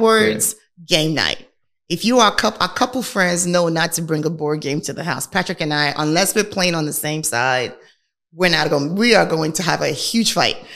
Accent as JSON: {"language": "English", "country": "Nigeria", "tie": "born or raised there", "moved": "yes", "said": "I am a Nigerian, was born and raised in Nigeria."}